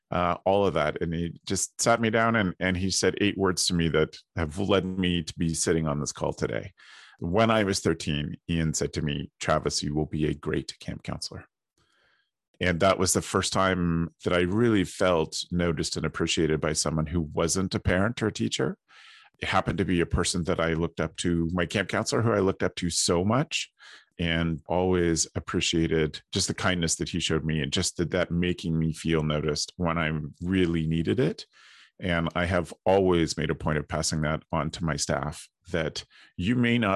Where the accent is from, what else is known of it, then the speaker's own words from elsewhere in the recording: Ontario, Canada; I am based out of Ontario, Canada, and I grew up at camp here